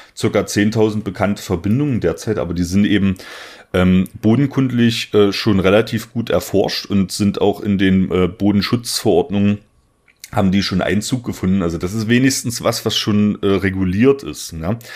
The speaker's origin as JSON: {"language": "German", "region": "southern Saxony-Anhalt", "country": "Germany", "said": "in der Gegend, wo ich herkomme. Ich komme aus der schönen Dübener Heide ähm, im südlichen Sachsen-Anhalt"}